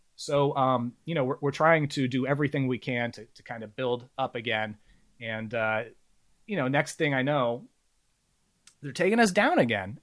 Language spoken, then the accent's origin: English; Bay Area, California, United States; I grew up in the Bay Area